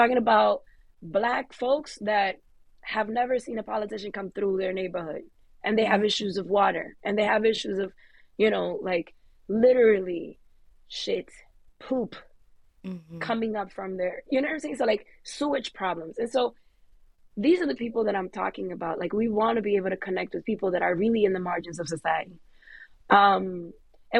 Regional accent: New York, United States; I'm a New Yorker through and through

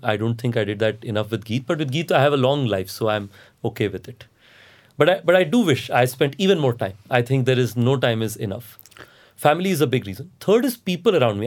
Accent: Andhra Pradesh–Odisha border, India; moved away; I grew up in Andhra, Odisha border

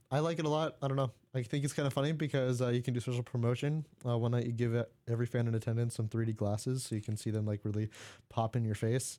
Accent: United States; first language English

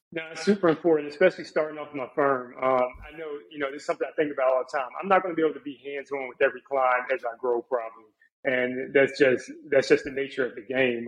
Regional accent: Charlotte, North Carolina, United States; also born or lived in Jacksonville, Florida / Virginia; I grew up in the Charlotte area

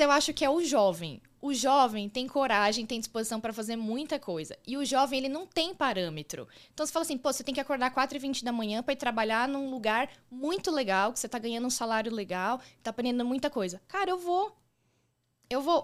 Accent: São Paulo, Brazil; moved away as an adult; also born or lived in Rio de Janeiro; now in Florianópolis, Brazil; eu sou paulistana, nasci na capital mesmo, mas morei. Né, todo o período que eu morei em São Paulo, eu morava na região do ABC.

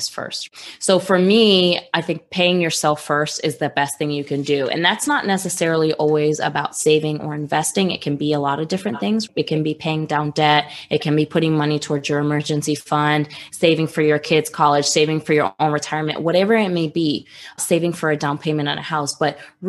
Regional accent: New York, United States; I grew up in New York

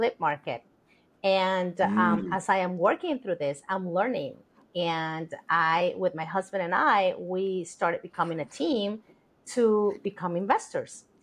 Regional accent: Colombia; now in United States; I'm actually from Colombia, South America, and I arrived to this country in 1989 with $300 in my pocket

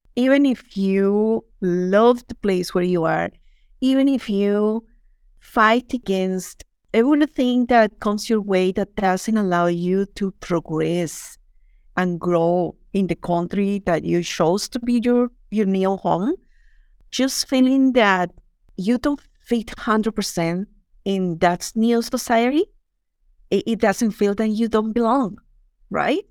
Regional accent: Colombia; English is a second language; moved away as an adult; also born or lived in London; now in Canada; I'm from Colombia

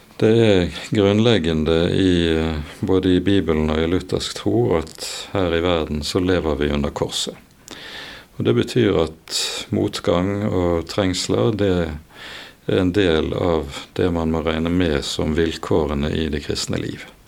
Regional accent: Bergen, Vestland, Norway; Jeg vokste opp oppe på Landås

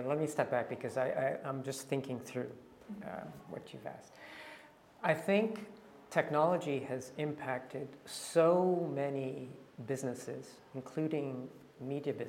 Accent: Canada; moved away; I'm Canadian

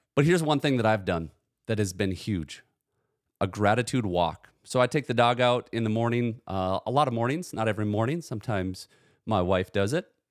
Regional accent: United States; I was born in the United States of America to two loving parents

